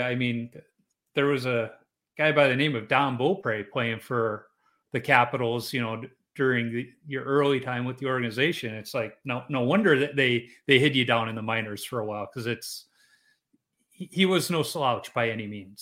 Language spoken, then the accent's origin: English; Chicago, Illinois, United States; moved away; also born or lived in Minnesota; I grew up in Chicago